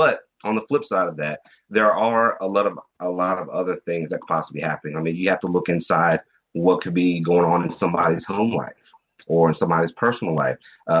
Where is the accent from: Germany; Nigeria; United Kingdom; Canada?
Germany; but I was raised in Germany. I was I'm ex-military brat right now.